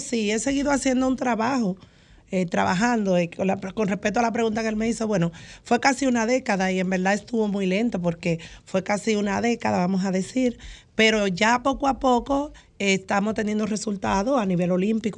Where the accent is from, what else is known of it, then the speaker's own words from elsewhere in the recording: San Pedro de Macorís, Dominican Republic; allá en San Pedro de Macorís, precisamente de donde yo soy, de Porvenir